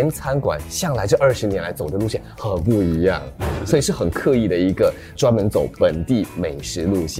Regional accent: Singapore; 我们新加坡人

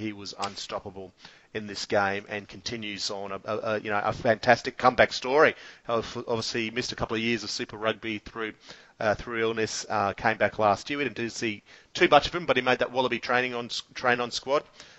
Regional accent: Queensland, Australia; as a Queenslander

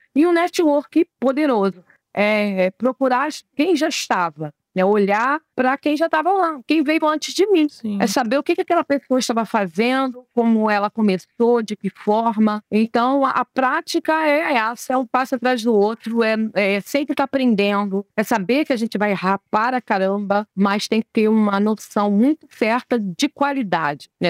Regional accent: Brazil; eu nasci no Brasil

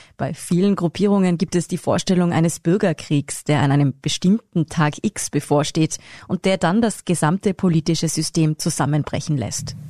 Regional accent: Austria; bei uns in Österreich

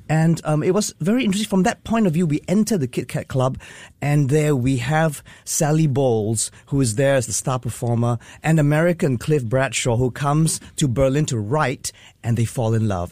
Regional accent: Singapore; as Singaporean artists

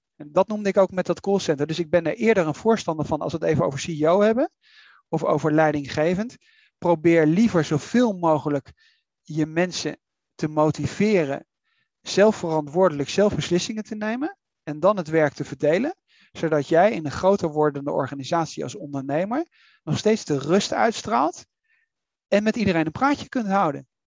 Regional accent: Netherlands; wij als Nederlanders

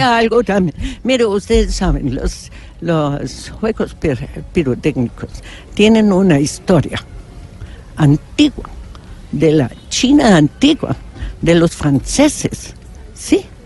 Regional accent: Germany; Spanish is a second language; moved away; yo soy alemana

